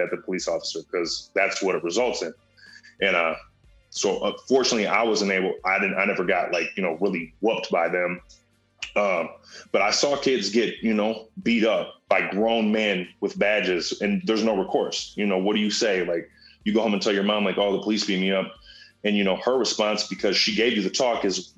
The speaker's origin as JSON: {"language": "English", "town": "Minneapolis", "region": "Minnesota", "country": "United States", "tie": "born or raised there", "said": "I grew up in Whittier"}